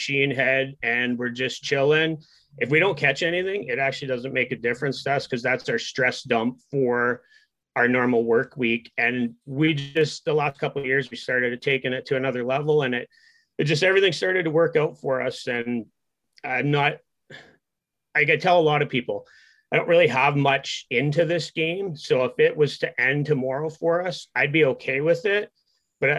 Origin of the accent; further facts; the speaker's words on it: near Dryden, Ontario, Canada; I was born and raised here. So where I live right now, I'm 20 minutes from Dryden, which is kind of our major center